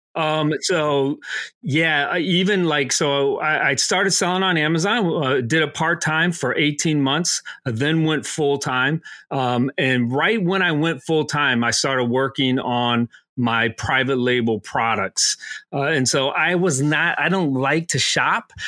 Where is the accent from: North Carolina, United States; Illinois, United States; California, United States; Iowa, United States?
Illinois, United States; Aurora; moved away as an adult; also born or lived in Pennsylvania; I'm originally from Aurora, Illinois, um, famous for the home of Wayne's World